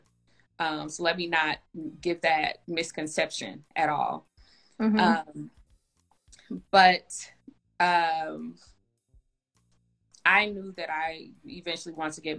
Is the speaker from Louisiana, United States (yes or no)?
no; Indianapolis, Indiana, United States; moved away as an adult; also born or lived in Atlanta; now in Chicago, United States; I'm originally from Indianapolis, but I live in Chicago